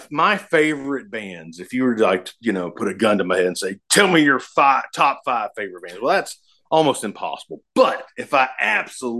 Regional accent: the South, United States; I'm from the South

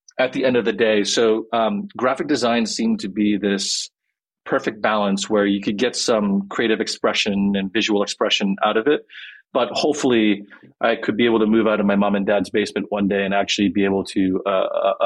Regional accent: Quebec, Canada; I'm from Quebec in Canada. So I'm like a French Canadian Korean.

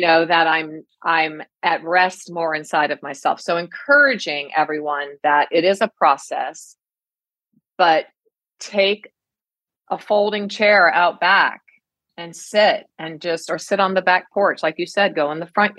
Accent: East Coast, United States; I'm from the East Coast. I'm now in the Great Plains, the Midwest

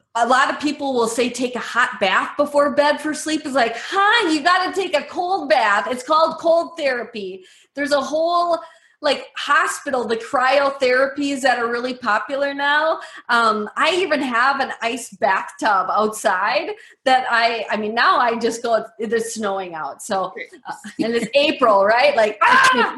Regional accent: Medford, Wisconsin, United States; I grew up in Medford, Wisconsin

